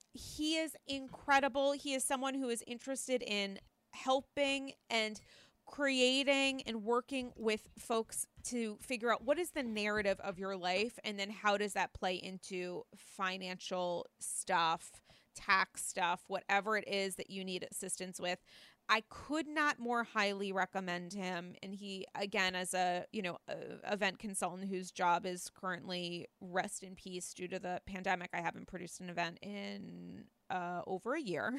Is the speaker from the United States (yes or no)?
yes; New York, United States; as a New Yorker